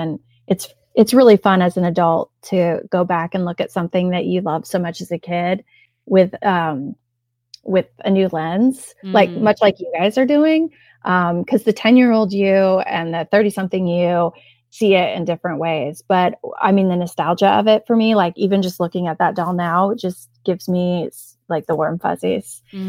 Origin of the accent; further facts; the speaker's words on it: Indiana, United States; Well, like where I grew up in Northern Indiana, like even still there's like buggy spots in the parking lot of the grocery store.